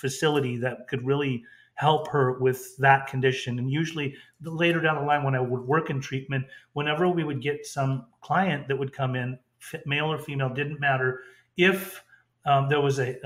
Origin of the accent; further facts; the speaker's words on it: Orange County, California, United States; we grew up in Orange County